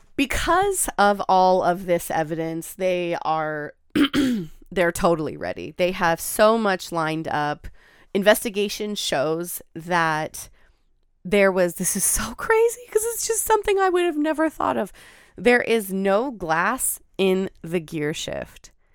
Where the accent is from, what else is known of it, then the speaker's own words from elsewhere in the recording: Pacific Northwest, United States; growing up in the Pacific Northwest